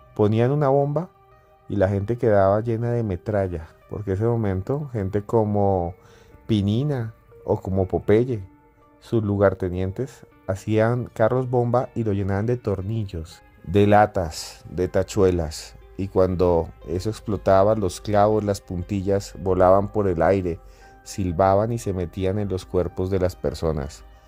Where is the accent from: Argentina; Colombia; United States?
Colombia; Yo soy colombiano